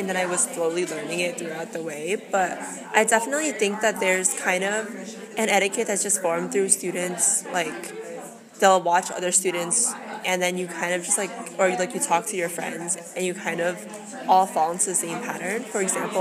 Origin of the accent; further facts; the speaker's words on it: Edison, New Jersey, United States; I'm from Edison, New Jersey